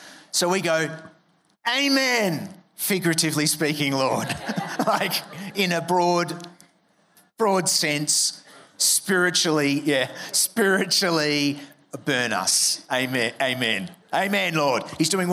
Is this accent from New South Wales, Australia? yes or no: no; Melbourne, Victoria, Australia; I'm from Melbourne, so I was at Monash University studying an arts degree